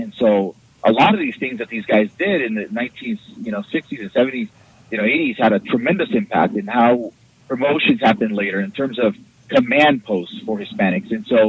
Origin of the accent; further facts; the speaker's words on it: Mount Vernon, Washington, United States; also born or lived in Hood River, Oregon; now in Oregon, United States; when I was about 6-7 years old, my parents separated and my mom moved me and my brother north and up in the Skagit Valley up in Washington State, just a farming town, just outside of Seattle, called Mount Vernon.